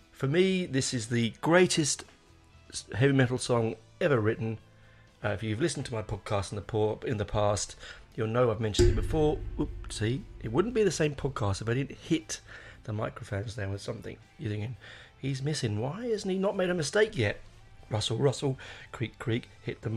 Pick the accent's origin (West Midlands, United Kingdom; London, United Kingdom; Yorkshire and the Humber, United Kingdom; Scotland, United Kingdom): London, United Kingdom; moved away; I grew up in North London in Hendon.